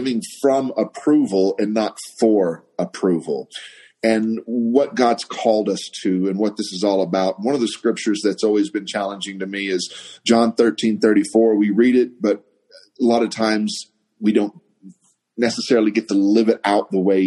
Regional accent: Waco, Texas, United States; now in Santa Fe, United States; I am from the Waco, Texas area

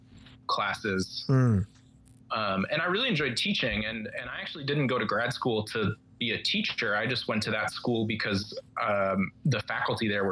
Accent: Michigan, United States; moved away as an adult; also born or lived in New York; ended up in my hometown living a few blocks from my parents with my high school friends

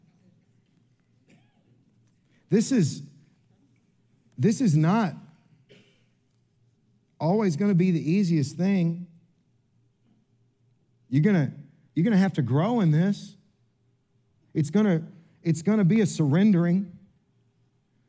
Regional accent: Kentucky, United States; I'm from Kentucky

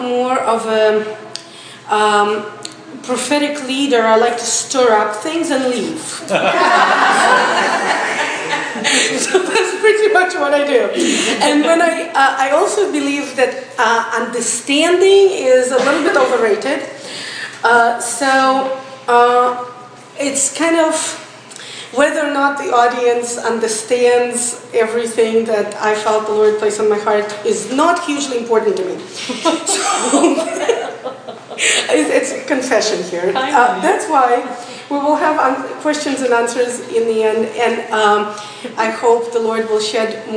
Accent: Russia; moved away as an adult; also born or lived in St. Petersburg, Russia; now in Israel; I was born and raised in Russia

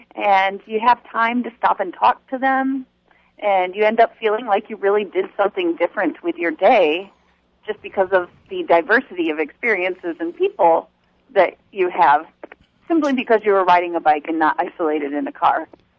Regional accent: the South, United States; accent: southern; I could do the whole show in my southern accent.

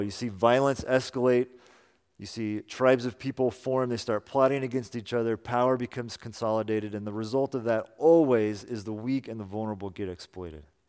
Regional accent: Salinas, California, United States; moved away; also born or lived in Boston; Amy and I both grew up in Salinas

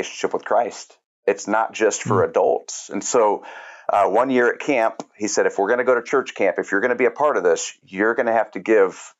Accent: Kansas City, United States; now in Monmouth, United States; I grew up, I'm originally from Kansas City

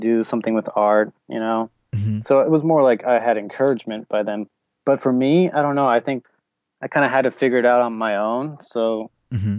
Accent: Tulsa, Oklahoma, United States; also born or lived in Argentina; I was actually born in Argentina, and then my family moved over here to Tulsa, Oklahoma when I was a baby. And so I was raised here in Tulsa, and I live here now.

